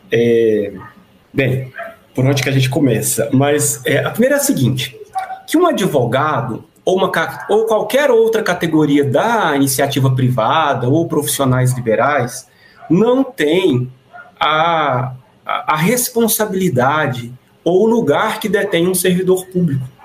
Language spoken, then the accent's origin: Portuguese; Brazil; nós deveríamos discutir enquanto brasileiros